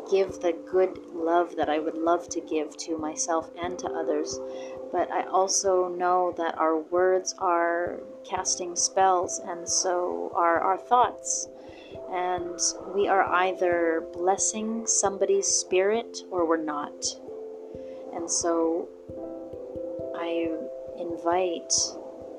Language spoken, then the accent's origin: English; Canada; to my people and to my home country